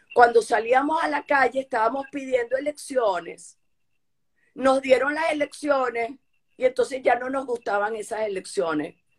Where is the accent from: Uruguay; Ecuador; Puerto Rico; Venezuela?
Venezuela; Como venezolana